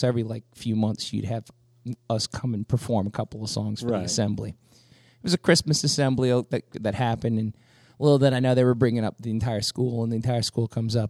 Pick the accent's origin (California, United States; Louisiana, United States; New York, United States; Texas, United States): Louisiana, United States; West Bank; when I was growing up on the West Bank